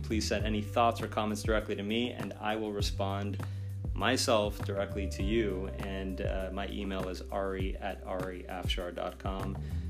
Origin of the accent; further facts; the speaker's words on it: Beverly Hills, California, United States; Obviously, I grew up in Beverly Hills. I've seen this all my life.